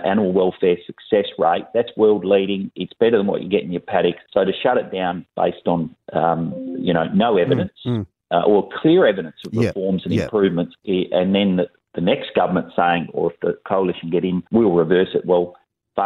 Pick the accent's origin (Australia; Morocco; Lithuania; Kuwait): Australia; Western Australia; I'm from West Australia